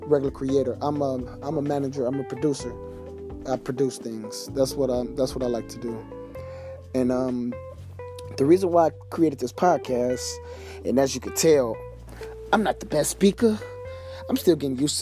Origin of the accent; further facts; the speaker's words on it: Detroit, Michigan, United States; I'm from Detroit, Michigan. You know, D-Baby. 7 Mile, Better Mile, East Side.